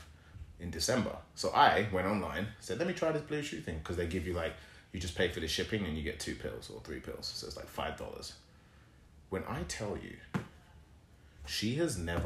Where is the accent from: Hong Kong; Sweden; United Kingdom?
United Kingdom; England; I'm from England, but I'm Nigerian.